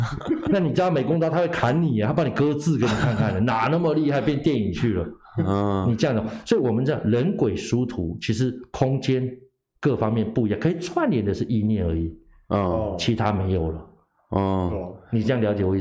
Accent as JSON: {"language": "Chinese", "country": "Thailand", "said": "所以我们泰国人都会抢外抢外国人的"}